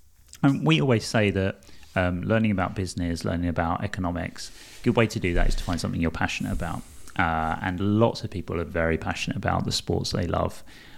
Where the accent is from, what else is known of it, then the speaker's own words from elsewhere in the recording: East London, London, United Kingdom; I'm from East London. I sound terrible at the best of times, let alone doing French pronunciation.